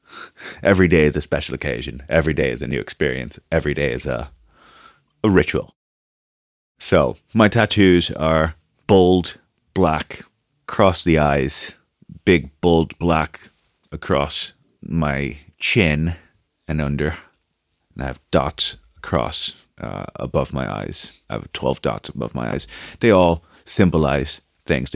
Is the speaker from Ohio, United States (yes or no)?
no; New York City, New York, United States; English is a second language; moved away as an adult; also born or lived in Brazil / Manhattan; now in Ireland; I grew up in Brooklyn. That's where home really was